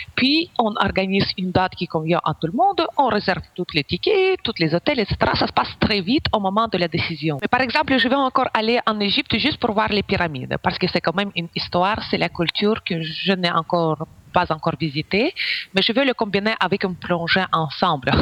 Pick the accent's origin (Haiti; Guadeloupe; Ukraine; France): Ukraine; French is a second language; moved away as an adult; now in Belgium